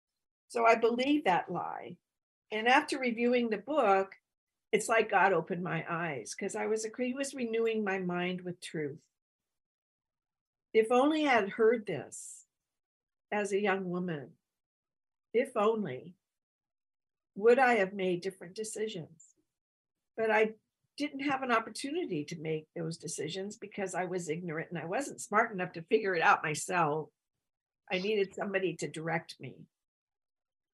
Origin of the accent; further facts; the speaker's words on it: Northern California, United States; moved away as an adult; also born or lived in rural Alaska / Whittier, California; I grew up in Northern California